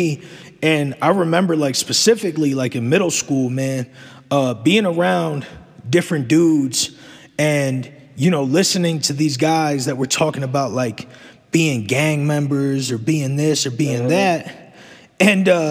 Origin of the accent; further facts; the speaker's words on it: Egg Harbor City, New Jersey, United States; now in Charlotte, United States; when I was growing up in New Jersey